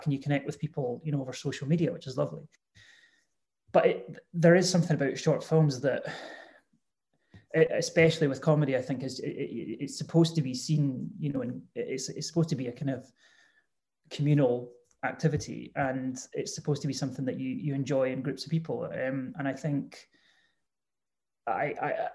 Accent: Edinburgh, Scotland, United Kingdom; I grew up in Edinburgh

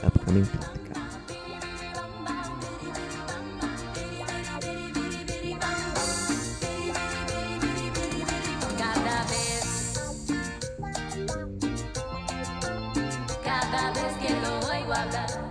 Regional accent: Oregon, United States; I'm from Oregon

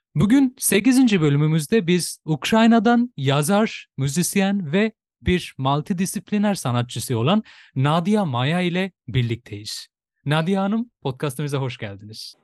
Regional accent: Bangladesh; Turkish is a second language; now in Turkey

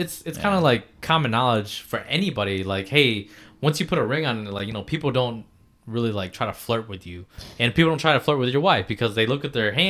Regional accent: Cadillac, Michigan, United States; accent: Midwest; North Michigan, okay. In Cadillac area.

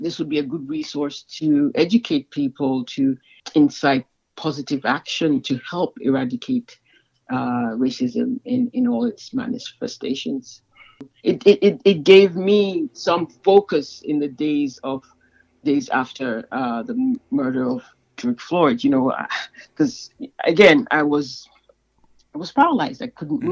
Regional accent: Sierra Leone; moved away; I'm originally from Sierra Leone in West Africa

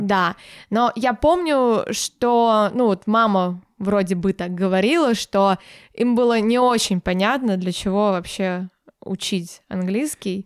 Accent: Moscow, Russia; also born or lived in Podolsk, Moscow Oblast; когда я пошла в школу, э, я переехала в Москву

